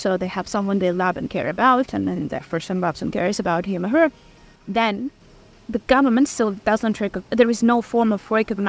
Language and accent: English; Kharkiv, Kharkiv Oblast, Ukraine; I'm from Kharkiv.